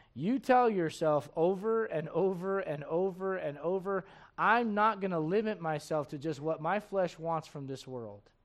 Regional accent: United States; I'm an American

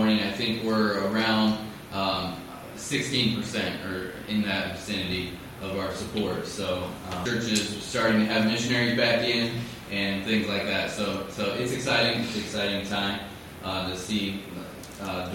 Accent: Missouri, United States; I grew up out in the Midwest, in Missouri, not anywhere close to West Africa.

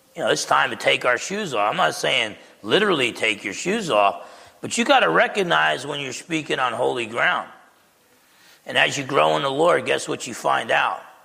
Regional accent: Essex County, New Jersey, United States; I grew up in Essex County, New Jersey, with the Italians

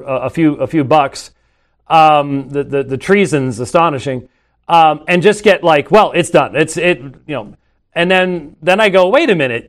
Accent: Scotland, United Kingdom; I'm Scottish. So it's just sort of, you know, it's always raining and dreary in Scotland

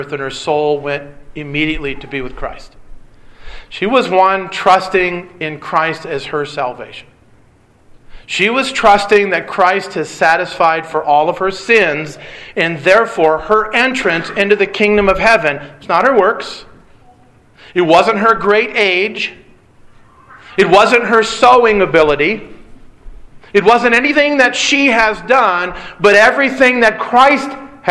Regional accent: Detroit, Michigan, United States; I grew up in Detroit

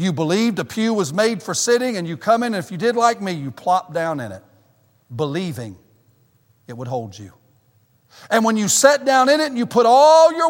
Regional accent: the South, United States; moved away as an adult; now in Michigan, United States; me and my family are Southerners. We've never lived in the North

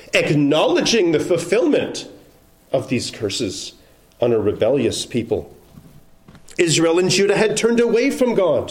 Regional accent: Canada; now in United States; I'm a Canadian

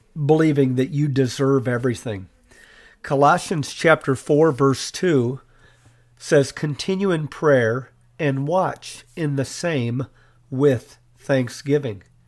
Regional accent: United States; as American citizens

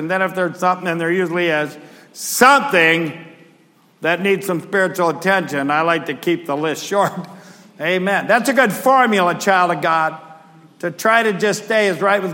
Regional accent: United States; I'm an American

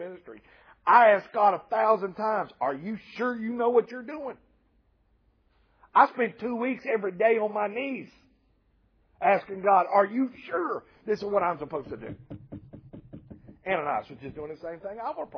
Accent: Nashville, Tennessee, United States; now in Columbia, United States; I'm from Nashville, Tennessee

